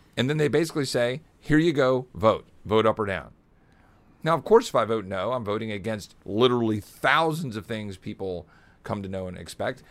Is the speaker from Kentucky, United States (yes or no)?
no; Virginia, United States; moved away; also born or lived in Texas / Richmond, Virginia; I actually grew up in Virginia